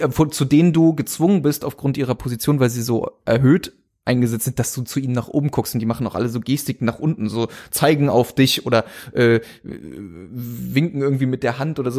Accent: Germany; aus Deutschland

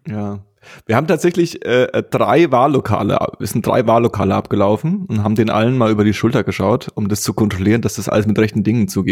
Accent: West Germany, Germany; moved away; als äh, sogenannter Westdeutscher endlich äh, im Ostdeutschland meiner Heimat gefunden

